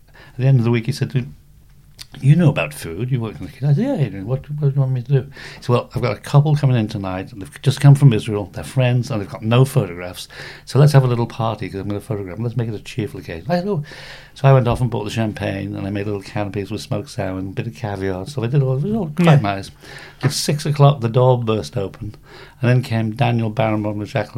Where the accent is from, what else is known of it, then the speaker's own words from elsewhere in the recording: Isle of Man; moved away as an adult; the Isle of Man.